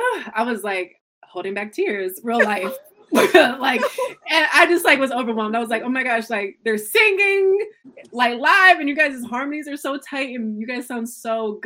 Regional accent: Grand Rapids, Michigan, United States; Born and raised Grand Rapids. So I'm like 2 hours away from Detroit.

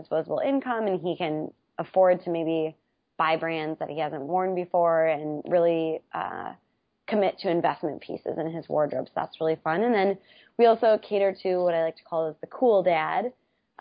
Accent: Wisconsin, United States; moved away; I'm from Wisconsin originally, which is in the Midwest, and I love being from Wisconsin

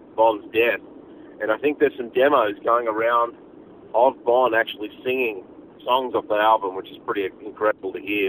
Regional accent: Australia; being Australian, you know, is in our blood

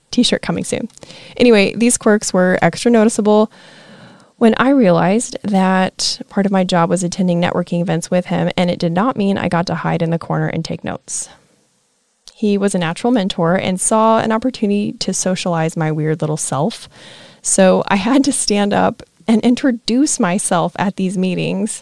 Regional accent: Nebraska, United States; moved away as an adult; now in Florida, United States; I'm from Nebraska.

